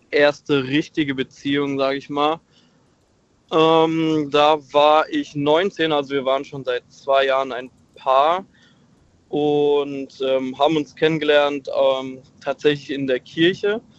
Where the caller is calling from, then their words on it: Heidelberg, Baden-Württemberg, Germany; Ähm, ich komme aus Heidelberg tatsächlich.